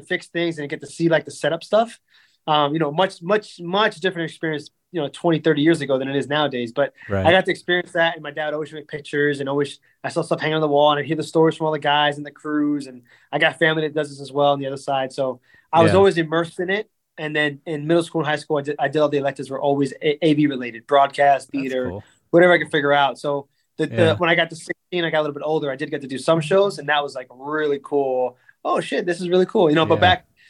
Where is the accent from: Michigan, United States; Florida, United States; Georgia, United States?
Florida, United States; Silver Lakes; I grew up in Silver Lakes